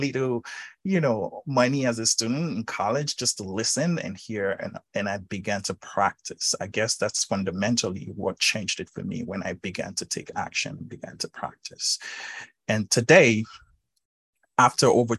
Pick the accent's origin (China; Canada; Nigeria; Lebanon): Nigeria; being born and raised in Africa, Nigeria specifically